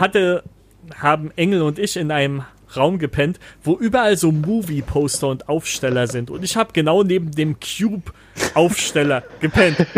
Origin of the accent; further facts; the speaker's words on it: East Germany, Germany; moved away as an adult; wir kommen ja aus dem Osten